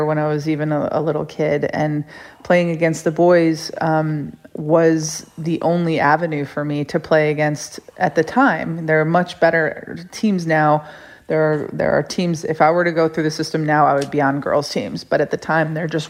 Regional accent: Rochester, New York, United States; I grew up in upstate New York in Rochester

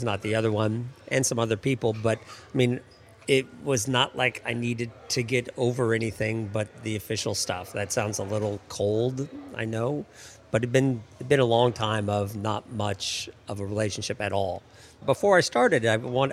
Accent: Seattle, Washington, United States; moved away as an adult; now in Washington, D.C., United States

